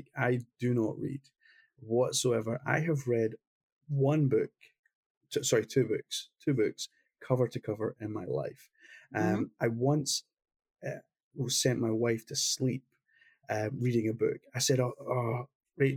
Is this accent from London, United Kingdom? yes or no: no; Glasgow, Scotland, United Kingdom; the same city I came from Glasgow